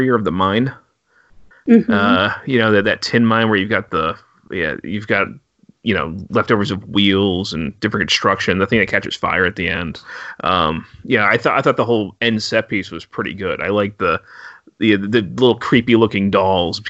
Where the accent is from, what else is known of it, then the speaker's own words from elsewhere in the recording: United States; as an American